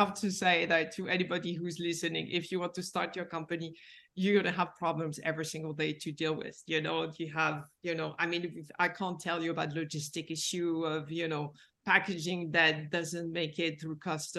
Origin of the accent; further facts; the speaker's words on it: Paris, Île-de-France, France; Yeah, I'm from Paris.